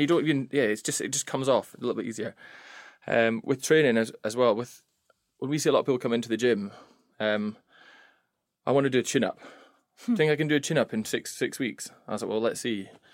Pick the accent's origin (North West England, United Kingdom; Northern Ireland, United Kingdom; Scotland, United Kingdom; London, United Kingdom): Scotland, United Kingdom; moved away as an adult; now in England; I'm the Scot.